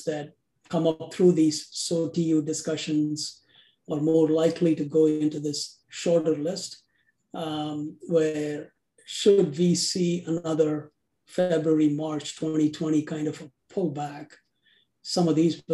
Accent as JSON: {"language": "English", "country": "India", "moved": "as an adult", "lives_now": "United States", "said": "I'm originally from India. I came here to the US as a graduate student in accounting and decided to stay back"}